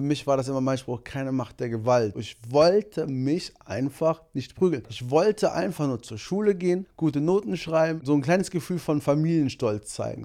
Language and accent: German; Monheim am Rhein, North Rhine-Westphalia, Germany; bei uns in Monheim